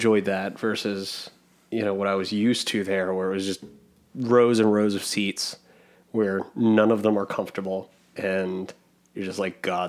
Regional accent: Delaware County, Pennsylvania, United States; I grew up in Delco.

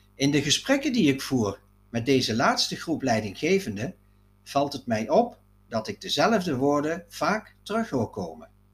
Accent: Netherlands; Ascharen, het dorp waar ik ben opgegroeid.

